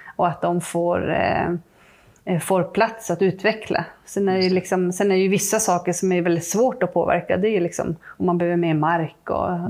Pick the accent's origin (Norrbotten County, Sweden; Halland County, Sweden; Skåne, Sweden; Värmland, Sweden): Norrbotten County, Sweden; Malmberget; moved away as an adult; now in Trosa, Sweden; jag är uppvuxen mm. i Malmberget